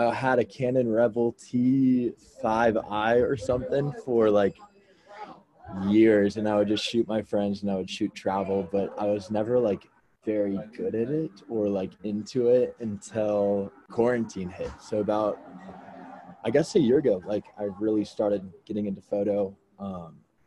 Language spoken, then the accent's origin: English; Orange County, California, United States; I'm originally from Orange County, California